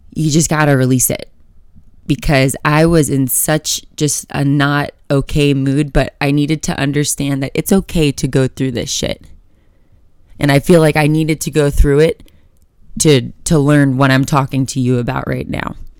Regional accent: Florida, United States; now in Colorado, United States; I'm from Florida

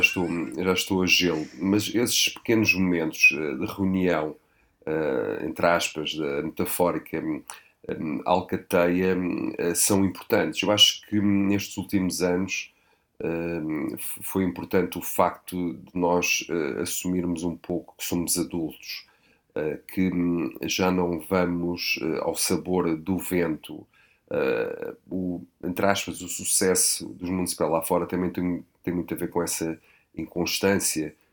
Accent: Portugal; Tenho 46 anos, sou português, sou europeu.

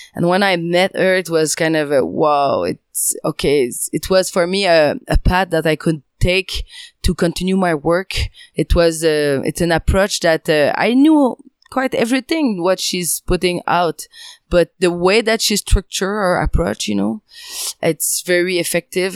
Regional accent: French part of Canada, Quebec, Canada; English is a second language; I'm from the French part of Canada, if you can hear.

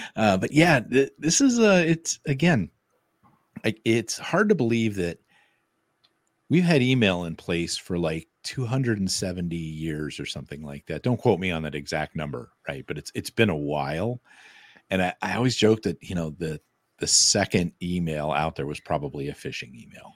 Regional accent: Arizona, United States; now in Denver, United States; I grew up in Arizona.

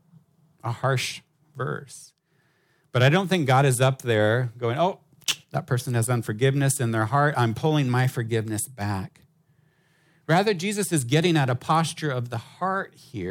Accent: United States; now in Hong Kong; as an American

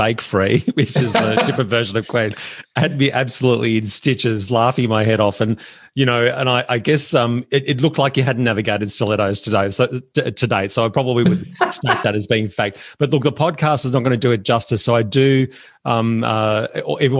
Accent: Melbourne, Victoria, Australia; I'm from Melbourne

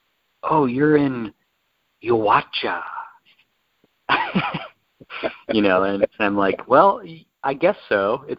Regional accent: Tennessee, United States; So we're both true Tennessee boys.

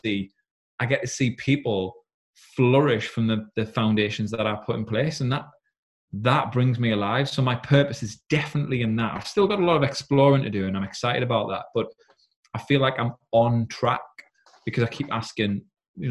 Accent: South Shields, North East England, United Kingdom; moved away as an adult; now in Yarm, United Kingdom; I'm actually from South Shields. I said, but I've recently just moved house down to Teesside in Yarm

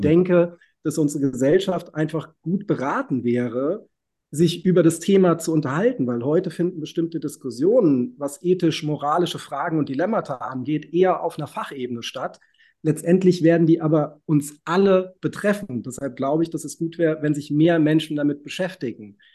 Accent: Reinheim, Hesse, Germany; ich bin in der Schillerstraße halb aufgewachsen.

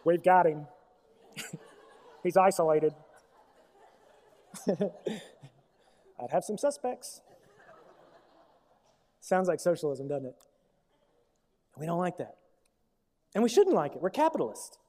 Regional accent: United States; as an American.

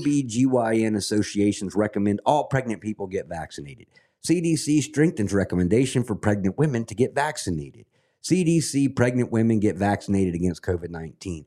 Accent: Scotland, United Kingdom; now in United States; I'm a Scot, and I love the country that I'm living in right now. Absolutely love America

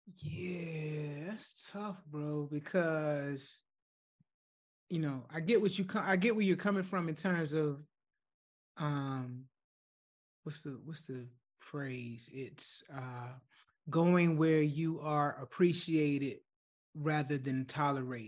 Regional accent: Chesapeake, Virginia, United States; I'm from Chesapeake. I'm from the other side of the water, man. I'm from the south side

